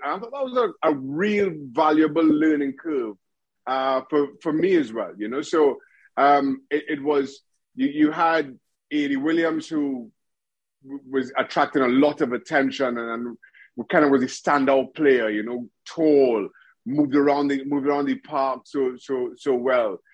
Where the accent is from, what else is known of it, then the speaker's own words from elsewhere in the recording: Trinidad & Tobago; moved away as an adult; also born or lived in United States / Reading, England; I grew up in Trinidad and Tobago, went to went to university